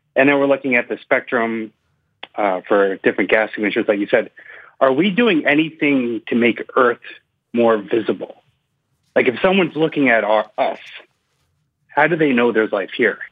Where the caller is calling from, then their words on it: Cambridge, Massachusetts, United States; also born or lived in North Carolina; I'm calling from North Carolina, but I usually am in Cambridge, Massachusetts